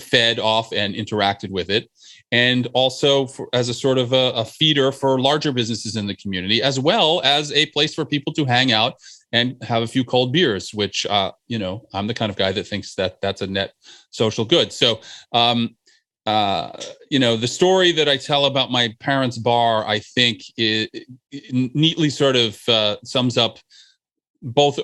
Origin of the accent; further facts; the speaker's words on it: New Jersey, United States; the place where I grew up in New Jersey